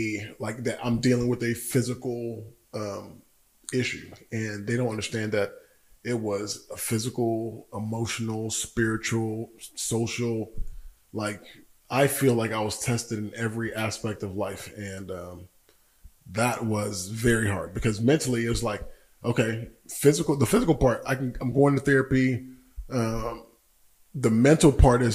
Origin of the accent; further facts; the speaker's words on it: Georgia, United States; moved away as an adult; also born or lived in Washington, D.C. / Nigeria; now in Tulsa, United States; born in DC, raised in Georgia, lived in Nigeria for a little bit, but I moved to Tulsa when I was 18 to go to school